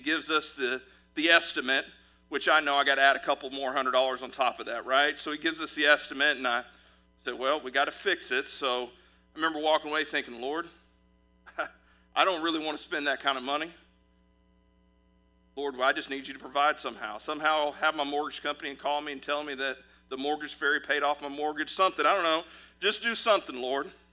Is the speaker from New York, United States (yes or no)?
no; Fort Worth, Texas, United States; now in Midwest, United States; I'm originally from Fort Worth, Texas